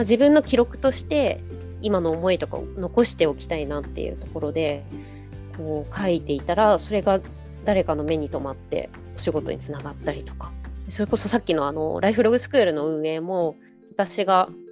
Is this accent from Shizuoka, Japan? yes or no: yes; Enshu, western Shizuoka, Japan; 私たちの地元のあの遠州っていうこう静岡西部のところに浜名湖があるんですけど